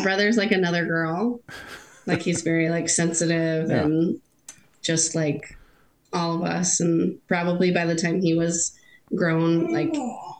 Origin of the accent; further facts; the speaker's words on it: Plainwell, Michigan, United States; also born or lived in North Carolina; now in Mattawan, United States; I was born in Plainwall. My husband was too.